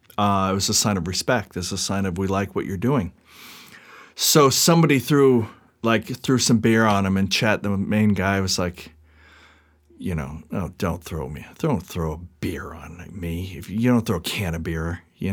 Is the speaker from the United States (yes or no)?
yes; Seattle, Washington, United States; I came from Seattle. I wanted to be around more action.